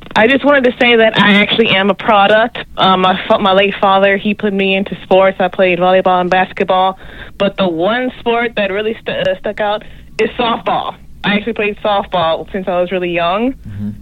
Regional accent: Texas, United States; I'm from Texas

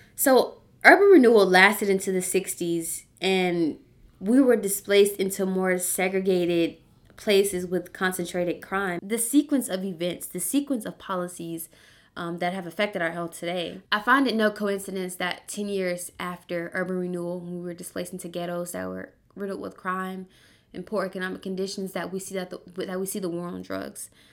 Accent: Birmingham, Alabama, United States; when I was a kid in Birmingham, so I'm from Birmingham, Alabama

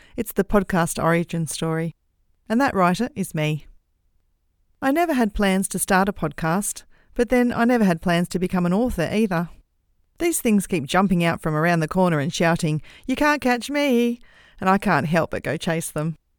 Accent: Australia; accent: Australian; I'm an Australian, in case you hadn't guessed from my accent

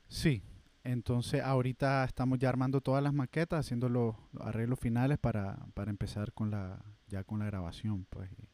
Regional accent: Matagalpa, Nicaragua; moved away as an adult; now in Managua, Nicaragua; yo soy de Matagalpa

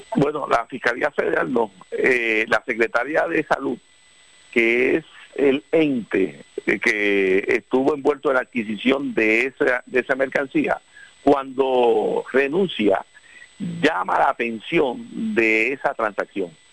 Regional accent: Puerto Rico; somos el pueblo puertorriqueño

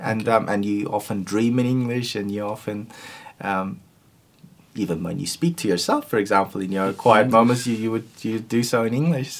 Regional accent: Turkey; first language Turkish; English is a second language; No Asian languages, but my native language is Turkish, which is again very different from the other languages that I speak

